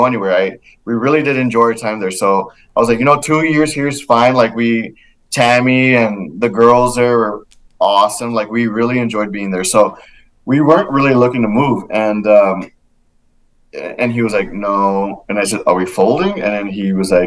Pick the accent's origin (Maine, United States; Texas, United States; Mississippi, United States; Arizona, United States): Texas, United States; Laredo; moved away as an adult; my hometown of Laredo